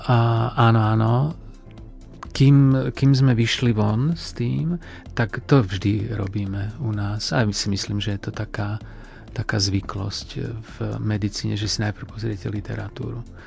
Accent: Žiar nad Hronom, Banská Bystrica Region, Slovakia; Ja pochádzam zo Žiaru nad Hronom

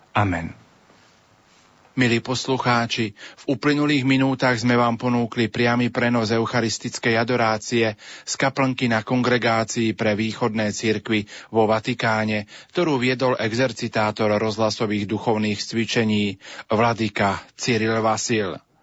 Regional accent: Slovakia; nás tu, ktorí vysielame domov na Slovensku

